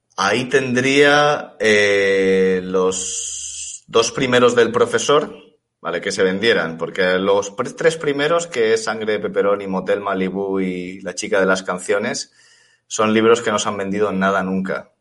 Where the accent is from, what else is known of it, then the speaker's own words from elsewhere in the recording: Elche, Valencian Community, Spain; moved away as an adult; also born or lived in Warsaw, Poland; llegué a, a, Elche, ¿no? Que es de donde, de donde soy